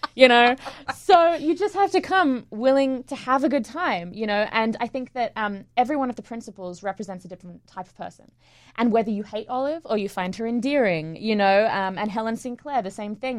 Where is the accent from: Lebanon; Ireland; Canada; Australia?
Australia; Sydney, New South Wales; moved away as an adult; also born or lived in England; now in New York, United States; I was born in England, um, and when I was eight, I moved to Sydney, um, to Australia. And, um, went to high school there